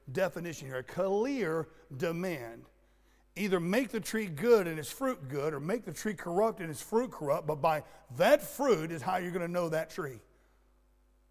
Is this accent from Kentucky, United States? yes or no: no; Florida, United States; I was raised in Florida, and we had orange groves all over the place